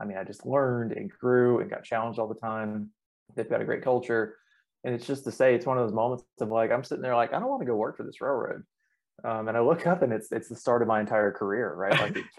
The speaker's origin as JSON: {"language": "English", "region": "Alabama", "country": "United States", "also_born_or_lived": "Atlanta", "lives_now": "Birmingham, United States", "said": "we're from Alabama, so we figured we'd move back closest to home. And so we looked up and picked Birmingham because it's the biggest city in Alabama."}